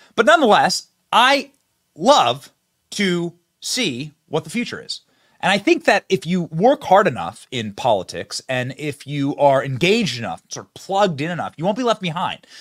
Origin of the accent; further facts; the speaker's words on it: Iowa, United States; my home state